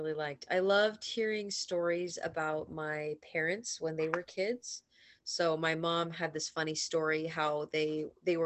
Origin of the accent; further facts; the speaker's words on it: Portland, Oregon, United States; moved away as an adult; now in Hawaii, United States; I am from Portland, Oregon